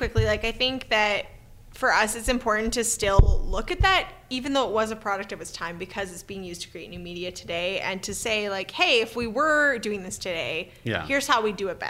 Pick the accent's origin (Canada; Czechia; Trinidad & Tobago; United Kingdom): Canada; being a Canadian